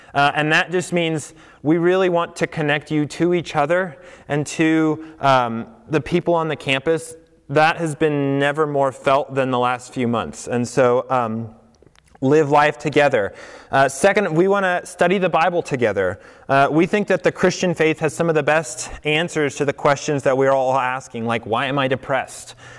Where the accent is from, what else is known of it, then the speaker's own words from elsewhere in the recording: Colorado, United States; moved away as an adult; also born or lived in New York / the Midwest; I grew up in Colorado